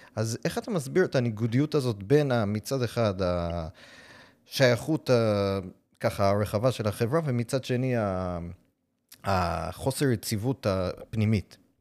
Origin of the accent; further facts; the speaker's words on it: New York City, New York, United States; Hebrew is a second language; now in Israel; אני למשל נולדתי בניו יורק בברוקלין